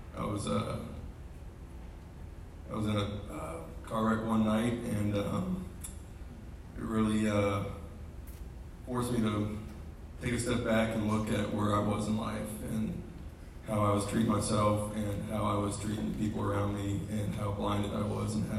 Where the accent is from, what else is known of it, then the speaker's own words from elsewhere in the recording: Marietta, Georgia, United States; I grew up here in Marietta. I was born and raised.